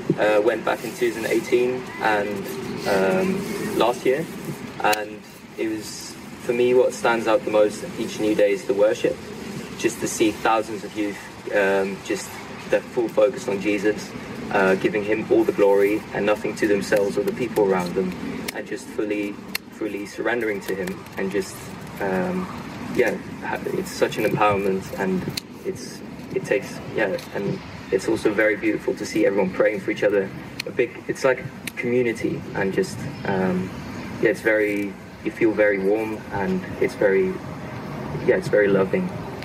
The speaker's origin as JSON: {"language": "English", "country": "Netherlands", "second_language": "English", "said": "Well, I'm from the Netherlands."}